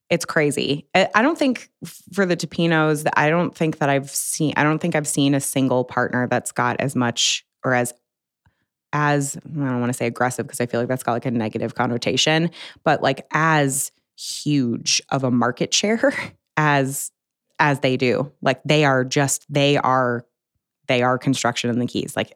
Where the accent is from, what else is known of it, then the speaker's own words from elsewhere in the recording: Buffalo, New York, United States; I mean I'm from Buffalo.